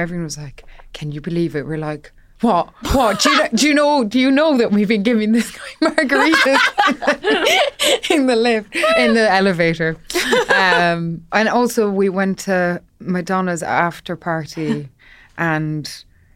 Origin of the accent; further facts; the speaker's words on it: Ireland; when I was growing up in Ireland